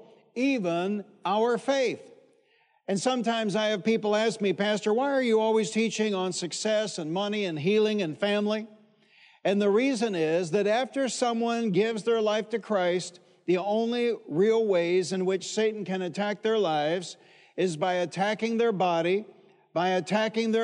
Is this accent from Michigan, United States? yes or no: yes; Detroit, Michigan, United States; When I was a boy growing up in Detroit, Michigan